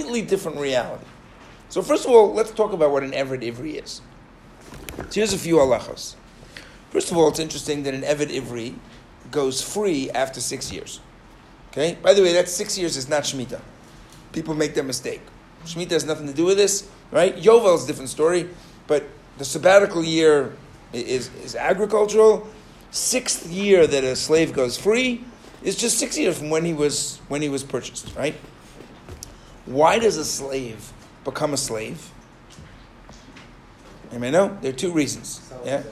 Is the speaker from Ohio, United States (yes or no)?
no; New York, United States; I grew up in New York.